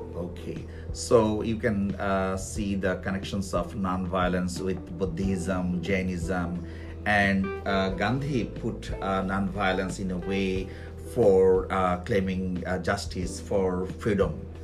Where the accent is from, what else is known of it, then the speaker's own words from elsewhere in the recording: Bangladesh; I'm from Bangladesh